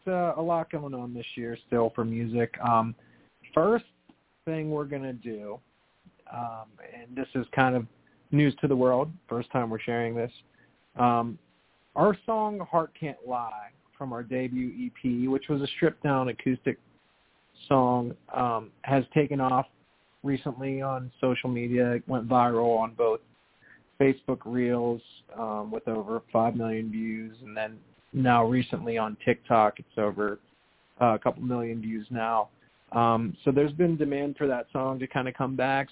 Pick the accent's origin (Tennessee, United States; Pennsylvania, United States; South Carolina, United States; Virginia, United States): Pennsylvania, United States; Pittsburgh; moved away as an adult; now in New Jersey, United States; I grew up there, was born and raised there